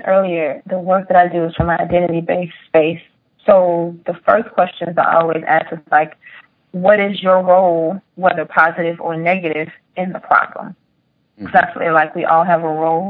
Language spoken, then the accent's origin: English; Rich Square, North Carolina, United States; growing up in Rich Square, North Carolina